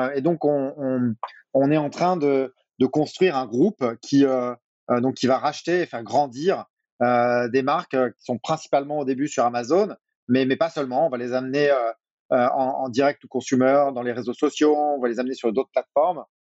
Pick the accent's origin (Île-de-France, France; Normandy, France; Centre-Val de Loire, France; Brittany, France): Brittany, France; moved away as an adult; also born or lived in United States / Asia / Singapore; now in Paris, France; Je suis breton.